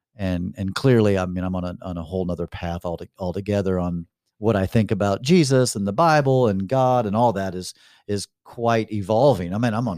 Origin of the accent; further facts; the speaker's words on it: United States; I was born in America in a Christian family